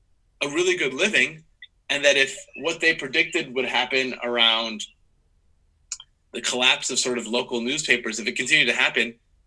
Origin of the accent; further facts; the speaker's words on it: Midwest, United States; that person's from the East Coast and I'm from the Midwest.